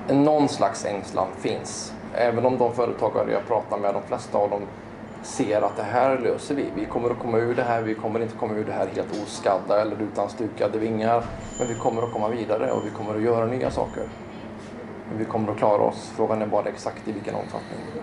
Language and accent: Swedish; Skövde, Västra Götaland, Sweden; also born or lived in Tibro; född och uppvuxen i Skövde